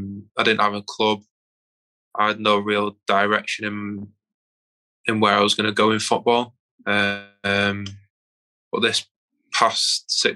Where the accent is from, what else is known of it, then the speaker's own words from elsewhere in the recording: Manchester, North West England, United Kingdom; moved away as an adult; also born or lived in Aberdeen / Birmingham; I'm originally from South Manchester